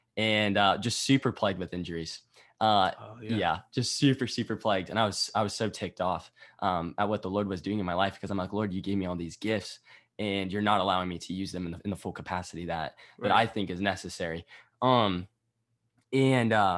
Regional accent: Iowa, United States; I was from Iowa. Right by the University of Iowa

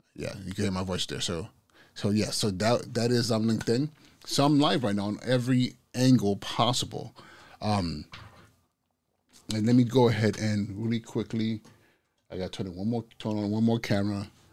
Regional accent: Nigeria; moved away; my culture as a Igbo, as a Nigerian

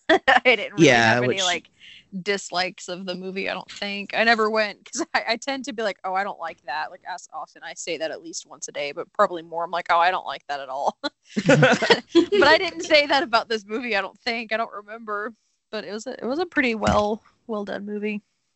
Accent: Mannford, Oklahoma, United States; now in Skiatook, United States; I grew up in Manford, which is a fairly small town.

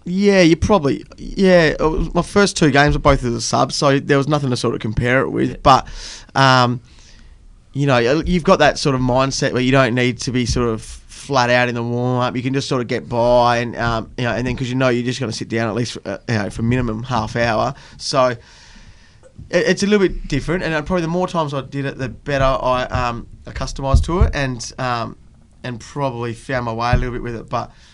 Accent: Fremantle, Western Australia, Australia; I grew up around locally around um, sort of Coogee way, and then um, went to school at CBC and then obviously played my footy through at South Fremantle

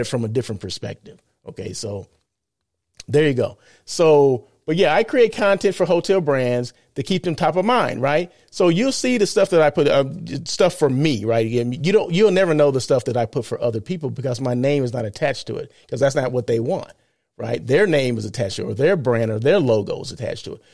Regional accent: California, United States; I'm from California

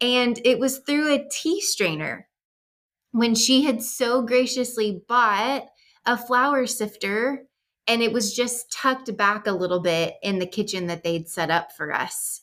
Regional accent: Texas, United States; moved away as an adult; also born or lived in Chad; We are from Texas. We're from the South, like, know all about Southern hospitality

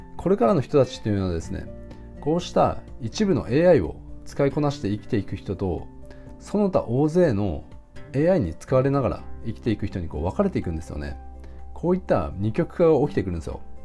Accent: Japan; 僕ら日本人のあの、教育観

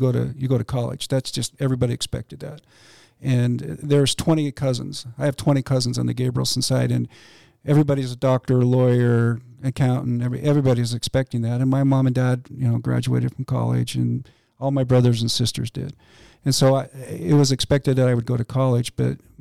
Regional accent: Boise, Idaho, United States; also born or lived in Pocatello, Idaho / Seattle, Washington; I grew up in Boise

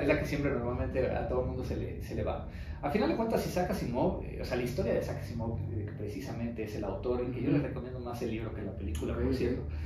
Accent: Mexico; ser reconocido como un mexicano que, es exitoso como empresario

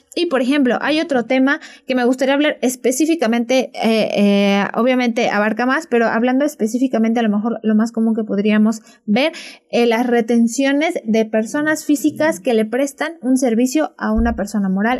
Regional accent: Zacatlán, Puebla, Mexico; nosotros somos de Zacatlán

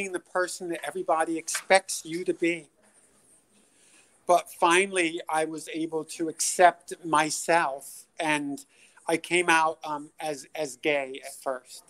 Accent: Scarborough, Maine, United States; I'm from Scarborough, Maine

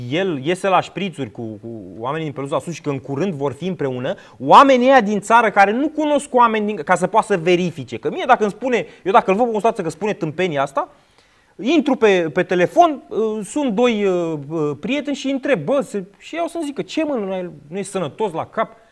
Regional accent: Drobeta-Turnu Severin, Mehedinți County, Romania; din Severin.

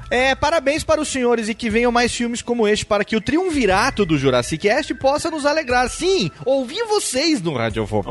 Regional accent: Brasília, Federal District, Brazil; sou de Brasília

